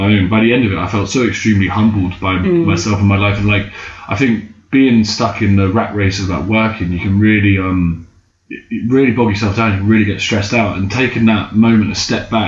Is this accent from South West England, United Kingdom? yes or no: no; London, United Kingdom; being British and white, or even just only being from London